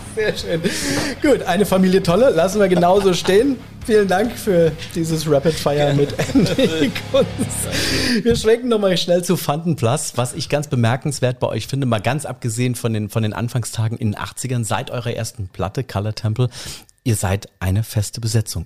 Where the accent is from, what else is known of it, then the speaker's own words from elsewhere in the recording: Rhineland-Palatinate, Germany; wir als Pfälzer